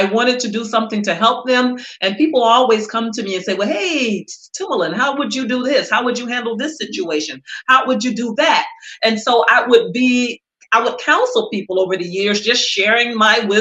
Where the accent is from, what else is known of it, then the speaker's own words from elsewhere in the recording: Cleveland, Mississippi, United States; now in Los Angeles, United States; I was born and raised in Mississippi to sharecroppers and to cooks